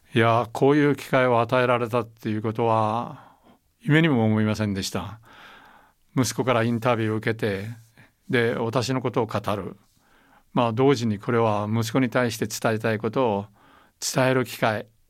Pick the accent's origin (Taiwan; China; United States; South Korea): Taiwan; moved away; also born or lived in Okinawa; 私は台湾生まれ台湾育ちですから